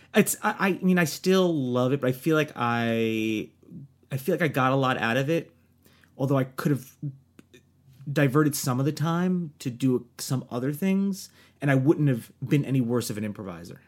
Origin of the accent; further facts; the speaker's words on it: New Jersey, United States; moved away; also born or lived in New York; from New Jersey.